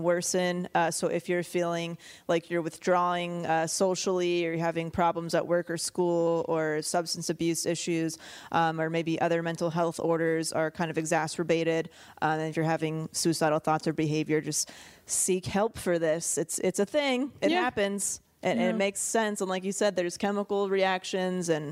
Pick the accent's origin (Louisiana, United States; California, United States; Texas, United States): California, United States; growing up in California